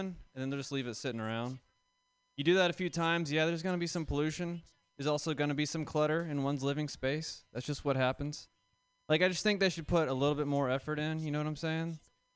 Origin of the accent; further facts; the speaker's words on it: the South, United States; now in San Francisco, United States; I'm from the South